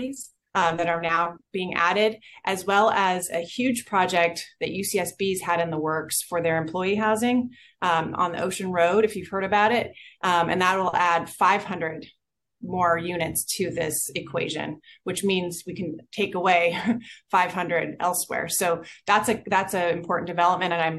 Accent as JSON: {"language": "English", "town": "Goleta", "region": "California", "country": "United States", "tie": "born or raised there", "said": "I was born in Cottage, even though we lived in Goleta on Sussex Court"}